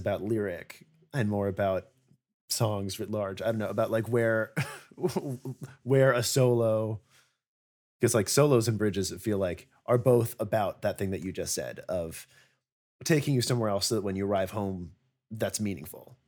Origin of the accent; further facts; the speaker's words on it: Connecticut, United States; now in New York, United States; I'm from Connecticut, which is nowhere. And I'm now an adult in New York